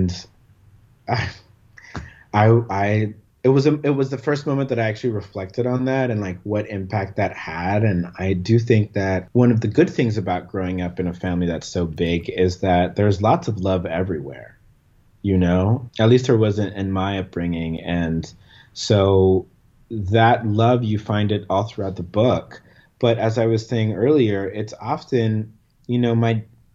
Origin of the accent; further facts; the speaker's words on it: Panama; moved away as an adult; we had two family homes that I grew up in Panama until I was 17